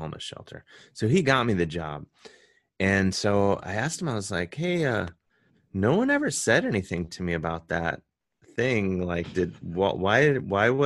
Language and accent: English; Cleveland, Ohio, United States; now in New York, United States; I'm from Cleveland, so I say gyro.